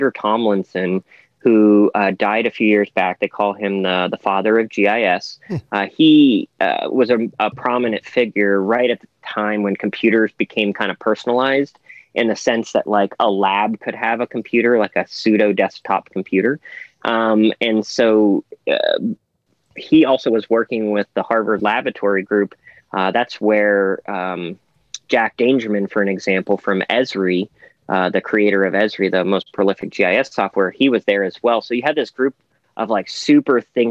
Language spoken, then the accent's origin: English; Toronto, Ontario, Canada; I was born in Toronto